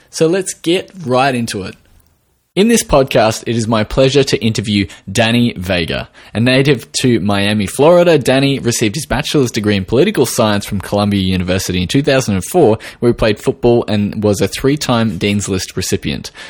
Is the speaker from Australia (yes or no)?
yes; Australia